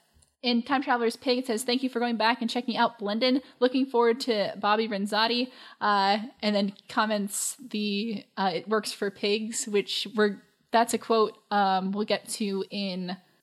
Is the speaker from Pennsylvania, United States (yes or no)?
yes; Philadelphia area, Pennsylvania, United States; we are from the Philly area.